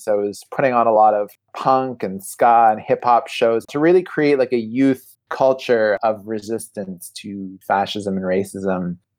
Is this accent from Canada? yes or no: yes; Toronto, Ontario, Canada; now in Montreal, Canada; So I'm originally from Montreal, but grew up in Toronto.